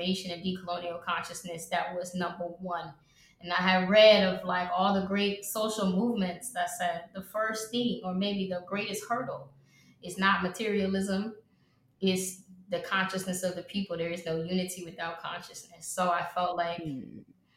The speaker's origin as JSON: {"language": "English", "town": "Atlanta", "region": "Georgia", "country": "United States", "said": "I am from Atlanta, Georgia"}